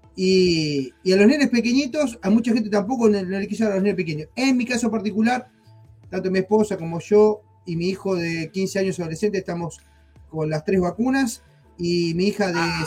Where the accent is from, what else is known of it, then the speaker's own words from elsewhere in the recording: Argentina; moved away; nosotros somos argentinos, en Argentina